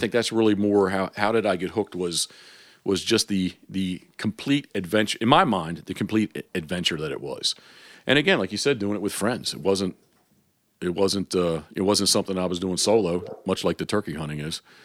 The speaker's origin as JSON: {"language": "English", "town": "Havre de Grace", "region": "Maryland", "country": "United States", "tie": "born or raised there", "said": "I was born in Harvard Grace, so the, you know, the decoy capital of the world"}